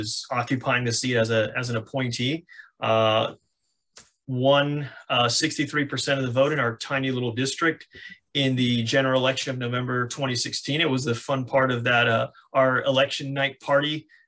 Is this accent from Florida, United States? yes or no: yes; Miami, Florida, United States; moved away; born and raised in Miami-Dade County, Florida